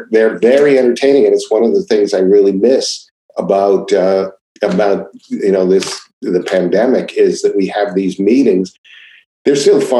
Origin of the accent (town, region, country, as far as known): Seattle, Washington, United States; born or raised there